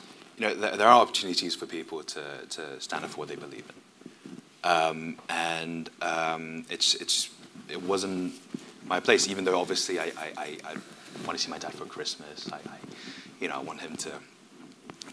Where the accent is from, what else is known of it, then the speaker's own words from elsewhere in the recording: United Kingdom; I am British